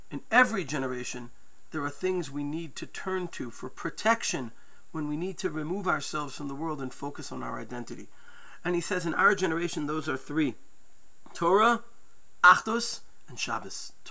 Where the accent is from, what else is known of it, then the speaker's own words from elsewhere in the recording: United States; Growing up in New York, New Jersey, people may remember WINS News.